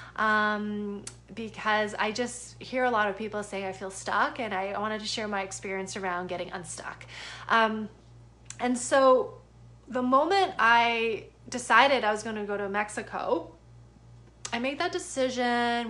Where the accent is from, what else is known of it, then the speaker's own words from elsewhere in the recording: Canada; moved away as an adult; now in United States; I'm a Canadian citizen. I live in the US